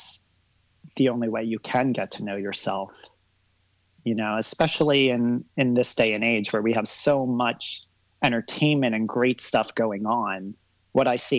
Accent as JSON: {"language": "English", "country": "Barbados", "tie": "born or raised there", "moved": "yes", "lives_now": "United States", "said": "I was born here in the States, but I grew up in Barbados. At a young age, I was sent to Barbados about 2.5 years old."}